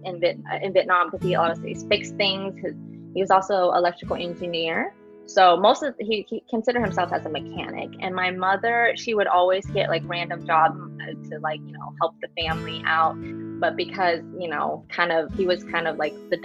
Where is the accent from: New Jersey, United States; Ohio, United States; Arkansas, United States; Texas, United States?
Arkansas, United States; Fort Smith; moved away; I was born and raised there